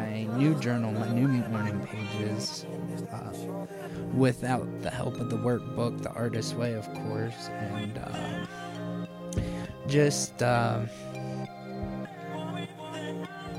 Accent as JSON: {"language": "English", "town": "Columbus", "country": "United States", "tie": "born or raised there"}